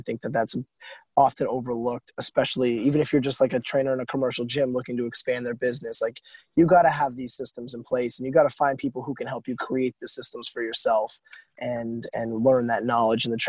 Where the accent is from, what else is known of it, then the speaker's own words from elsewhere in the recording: Vermont, United States; I'm from Vermont